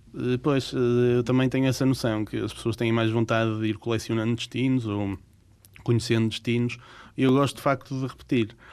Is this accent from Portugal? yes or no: yes; Portugal; Nós, portugueses, não temos muito esse hábito